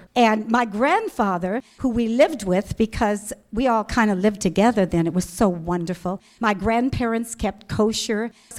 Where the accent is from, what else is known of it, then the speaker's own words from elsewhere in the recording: Des Moines, Iowa, United States; born there; I was born in Des Moines, Iowa, to Orthodox Jewish parents.